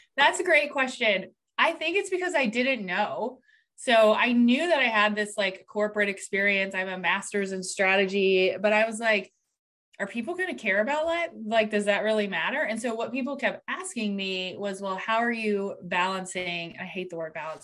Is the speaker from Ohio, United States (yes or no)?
yes; Columbus, Ohio, United States; I'm actually from Columbus, Ohio. So, over here in the United States